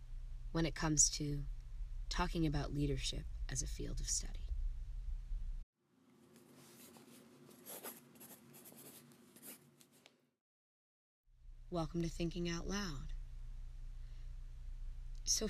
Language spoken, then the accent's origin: English; Germany; being a military kid growing up in Germany